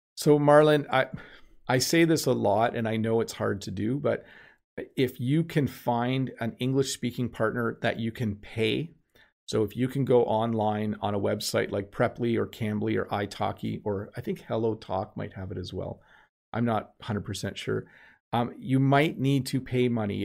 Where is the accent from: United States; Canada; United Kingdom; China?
Canada